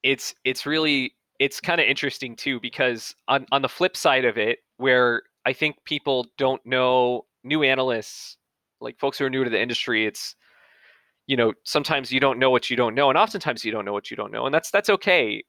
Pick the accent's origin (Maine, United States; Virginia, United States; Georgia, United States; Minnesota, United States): Georgia, United States; Atlanta; I'm from Atlanta, I'm from the Southeast